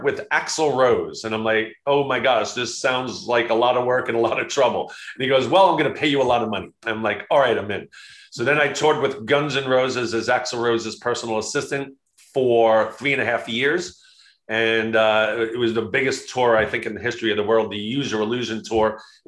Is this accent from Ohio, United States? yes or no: no; Long Island, New York, United States; I grew up in Long Island, New York